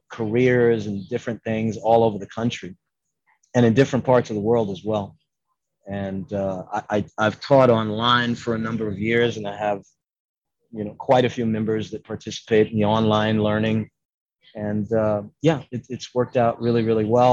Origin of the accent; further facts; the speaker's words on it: New York City, New York, United States; moved away; I was born in Harlem and I taught in New York from 85 to 95